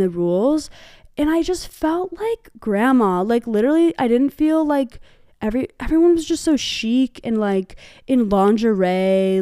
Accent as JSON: {"language": "English", "town": "Hanover", "region": "New Hampshire", "country": "United States", "tie": "born or raised there", "said": "the specific brand of prep I grew up around was on the Dartmouth campus."}